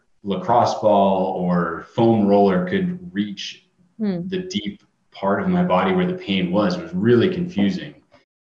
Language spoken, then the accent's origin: English; Southern California, United States; I grew up in Southern California, so I was always going to the beach and doing club swimming.